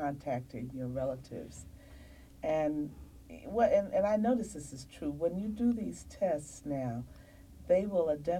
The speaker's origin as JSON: {"language": "English", "town": "Washington", "region": "District of Columbia", "country": "United States", "said": "I'm from Washington, D.C., Virginia area"}